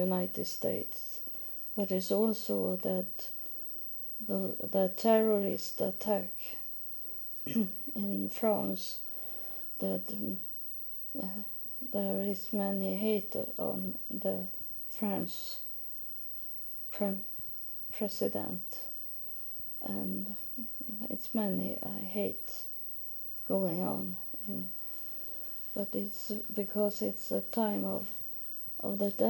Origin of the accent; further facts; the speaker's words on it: Sweden; first language Swedish; English is a second language; I'm from Sweden, so my main language is Swedish. So the English is something I have learned.